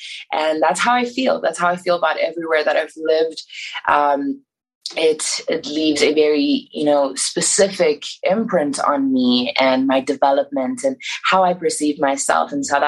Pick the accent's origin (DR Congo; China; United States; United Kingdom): China; also born or lived in Iran; So growing up in China, that was like what we did during the summer. Myself and my parents would go back to Iran. So I was never, you know, far away from it, even though I didn't grow up there. We left for China because of my dad's job.